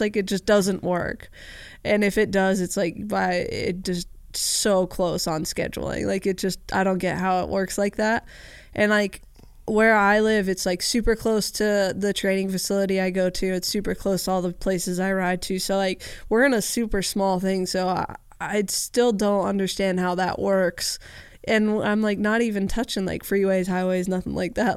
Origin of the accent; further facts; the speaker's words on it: Southern California, United States; I grew up in Southern California